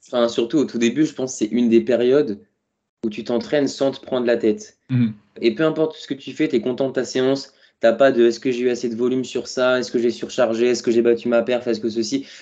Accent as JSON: {"language": "French", "area": "Touraine", "region": "Centre-Val de Loire", "country": "France", "also_born_or_lived": "Paris", "moved": "as an adult", "said": "je suis parti de la Touraine du coup pour faire, euh, faire mes études à Paris"}